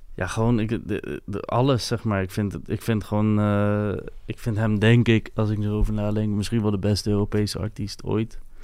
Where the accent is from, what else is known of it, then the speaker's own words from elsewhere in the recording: Capelle aan den IJssel, South Holland, Netherlands; first language French; Dutch is a second language; in Capelle, bij mij in de buurt, waren heel veel Molukse jongen